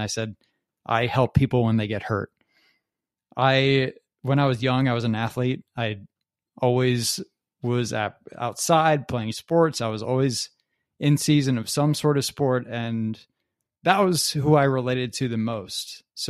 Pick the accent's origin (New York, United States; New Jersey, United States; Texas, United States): New Jersey, United States; Metuchen; I grew up in Metuchen, New Jersey, and I'm 33 years old now